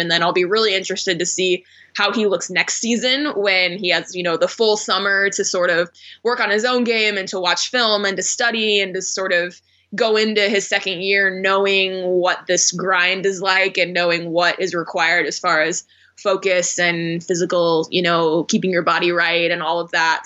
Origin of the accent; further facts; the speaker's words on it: Phoenix, Arizona, United States; moved away as an adult; also born or lived in Houston / Oklahoma City / Portland; I grew up in Phoenix, so this was an opportunity to come back to my hometown